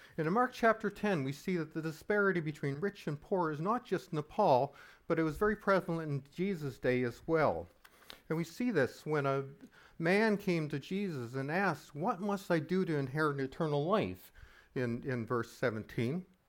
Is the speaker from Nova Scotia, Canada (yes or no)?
yes; Halifax, Nova Scotia, Canada; I grew up in Halifax during the sixties and seventies